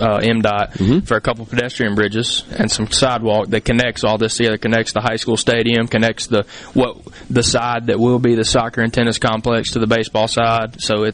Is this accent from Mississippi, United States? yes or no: yes; Columbia, Mississippi, United States; I grew up in Columbia. I played rec ball at Dean Griner. My brother played rec ball at Dean Griner.